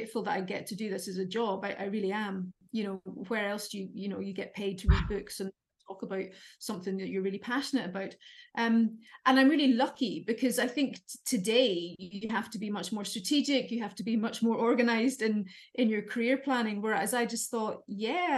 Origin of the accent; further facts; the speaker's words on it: Derry, Northern Ireland, United Kingdom; moved away as an adult; also born or lived in Dublin, Ireland / Aberdeen, Scotland; I grew up in Derry City in the north of Ireland